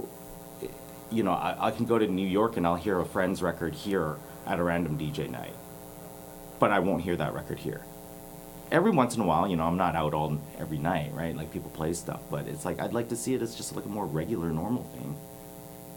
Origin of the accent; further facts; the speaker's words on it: Richmond, British Columbia, Canada; I'm from the burbs. I'm from Richmond